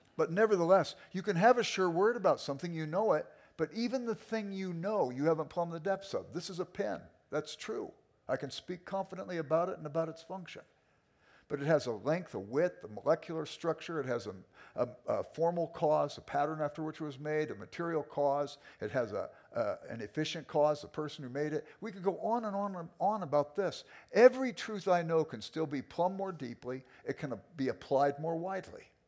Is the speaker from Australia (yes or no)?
no; Los Angeles, California, United States; I grew up in South Central Los Angeles. I was an inner city kid